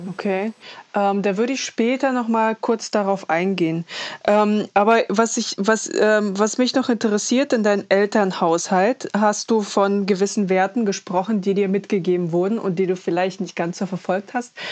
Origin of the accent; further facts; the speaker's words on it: Cologne, North Rhine-Westphalia, Germany; ich bin in Deutschland geboren, ich bin aus Köln und dann werde ich wie ein Ausländer behandelt.